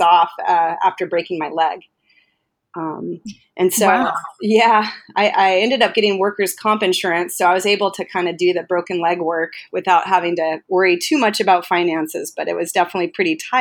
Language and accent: English; Maui, Hawaii, United States; also born or lived in Arkansas / San Luis Obispo, California; I was raised here on Maui.